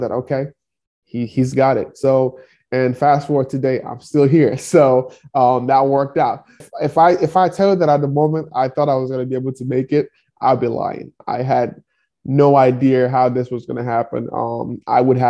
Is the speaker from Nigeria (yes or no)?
yes; Nigeria; moved away as an adult; now in Kansas City, United States; I grew up in one of the poorest towns in Nigeria